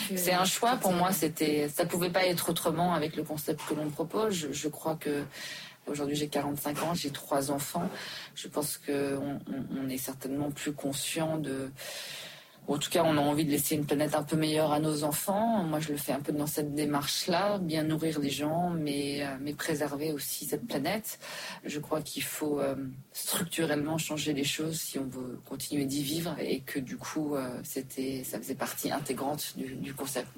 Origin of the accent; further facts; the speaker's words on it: Switzerland; also born or lived in Dubai, United Arab Emirates / New York, United States; now in Paris, France; j'ai grandi en Suisse